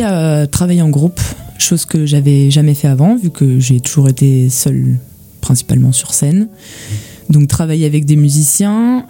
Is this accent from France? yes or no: yes; Gérardmer, Grand Est, France; also born or lived in Nancy; je viens de, des Vosges. Je viens de Gérardmer.